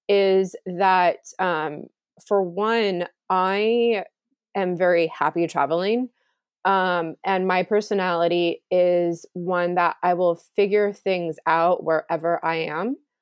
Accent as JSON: {"language": "English", "region": "California", "country": "United States", "tie": "born or raised there", "also_born_or_lived": "Chicago", "said": "Well, I was born in Chicago, but I don't remember living there. And then right, others will say, well, wherever you spent your childhood, your formidable childhood years, that was California, but we don't have family there and I haven't been there in a very long time."}